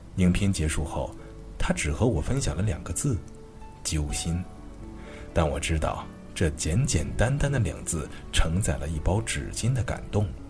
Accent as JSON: {"language": "Chinese", "region": "Anhui", "country": "China", "said": "我是安徽人"}